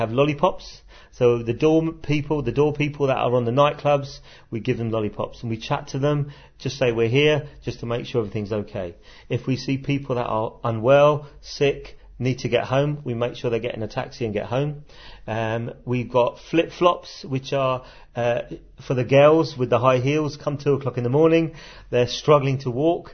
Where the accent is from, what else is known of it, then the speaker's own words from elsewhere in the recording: London, United Kingdom; accent: Cockney; moved away as an adult; now in Sheffield, United Kingdom; growing up in London